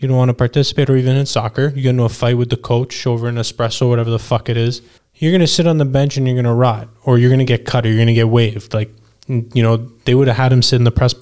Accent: Canada; what we grew up watching as kids growing up in Canada

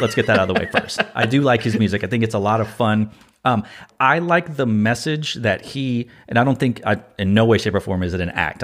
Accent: Austin, Texas, United States; I'm from Austin

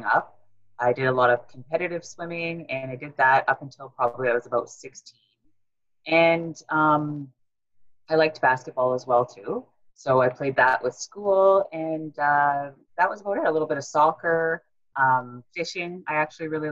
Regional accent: Thunder Bay, Ontario, Canada; now in Toronto, Canada; I was actually born and raised in Thunder Bay, Ontario

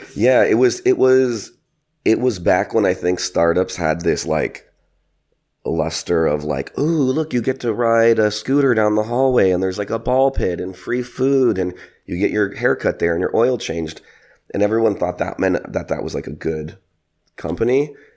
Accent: San Francisco, California, United States; moved away as an adult; I'm originally from San Francisco, California

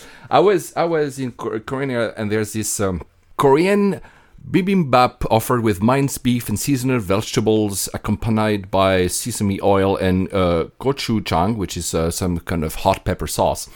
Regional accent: Greece; as a Greek

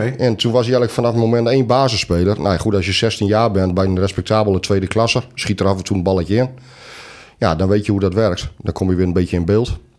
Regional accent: East Groningen, Netherlands; wij ook uit Oost-Groningen komen

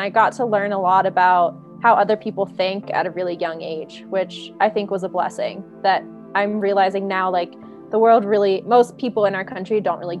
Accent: East Coast, United States; And I'm from the East Coast, so I'm very blunt and like to the point.

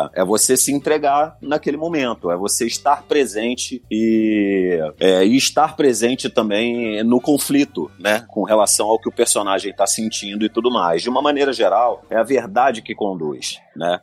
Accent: favela da Metral, Rio de Janeiro, Brazil; lá da favela da Metral, onde eu cresci

